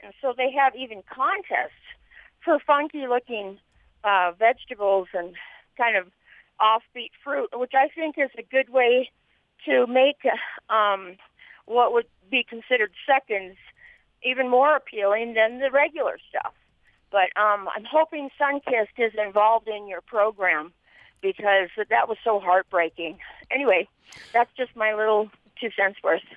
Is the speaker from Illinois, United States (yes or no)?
no; Southern California, United States; now in Vernal, United States; I'm out in Vernal, but I grew up in Southern California